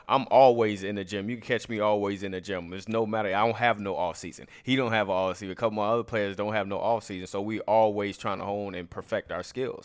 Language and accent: English; Chicago, Illinois, United States; I'm from Chicago, Illinois.